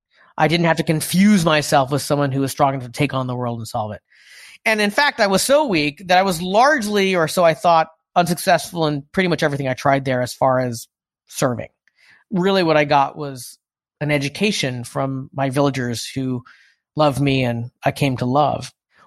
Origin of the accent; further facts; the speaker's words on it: United States; For listeners who don't know, I'm Asian American.